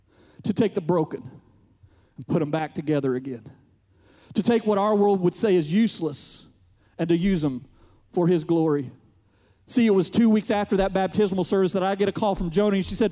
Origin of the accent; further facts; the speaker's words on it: Turkey Creek, United States; moved away; when I was a little boy growing up in Turkey Creek, when I moved back